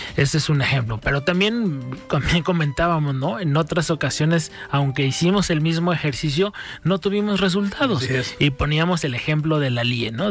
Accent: Mexico; todos somos mexicanos

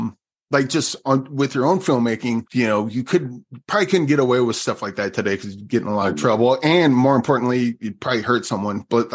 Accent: Nebraska, United States; I'm from Nebraska.

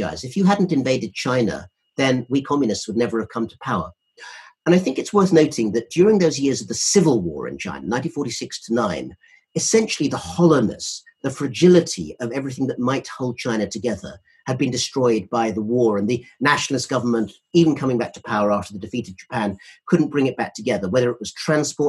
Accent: United Kingdom; we're both British

